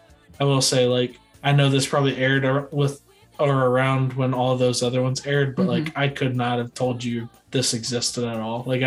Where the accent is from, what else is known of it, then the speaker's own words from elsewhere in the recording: United States; we're American.